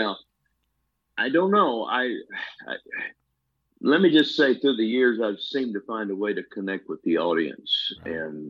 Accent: Texas, United States; I'm a Texan.

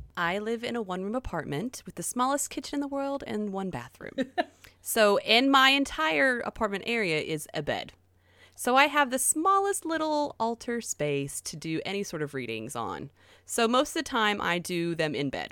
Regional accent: the South, United States; accent: southern; now in South Korea; My southern accent

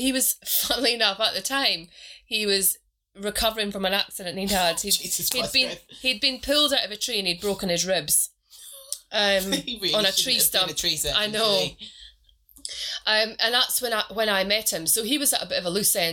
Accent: Scotland, United Kingdom; now in England; I'm from Scotland. I drink iron brew.

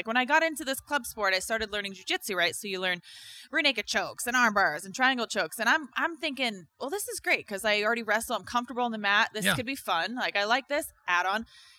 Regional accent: Tacoma, Washington, United States; So I was born in Tacoma, Washington. {S0} Okay. {S2} I grew up there as a, I don't know, outdoorsy sort of tomboy girl.

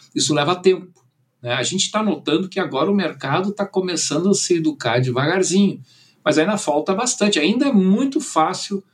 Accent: Brazil; also born or lived in Germany; eu nasci na Alemanha, vim com nove anos, né? meu, meu pai era engenheiro, ele veio para o Brasil

